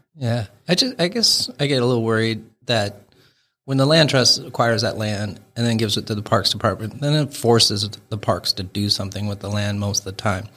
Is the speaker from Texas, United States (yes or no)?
no; Seattle, Washington, United States; now in Bainbridge Island, United States; close to Seattle where I, um, pretty much grew up and lived for a long, long time